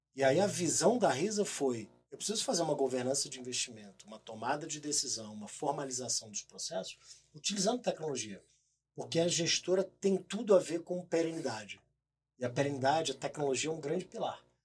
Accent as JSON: {"language": "Portuguese", "region": "Rio de Janeiro", "country": "Brazil", "moved": "as an adult", "lives_now": "São Paulo, Brazil", "said": "primeiro eu sou carioca"}